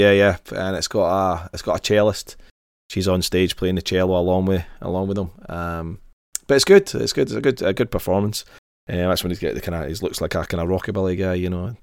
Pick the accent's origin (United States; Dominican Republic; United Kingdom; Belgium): United Kingdom; Glasgow, Scotland; grew up in Glasgow, I grew up in Govan